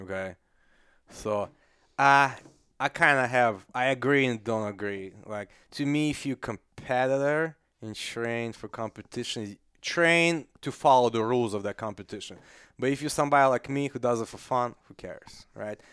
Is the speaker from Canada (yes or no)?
no; Kazakhstan; English is a second language; now in United States; I'm from Kazakhstan, I'm not from Russia, I'm from Central Asia.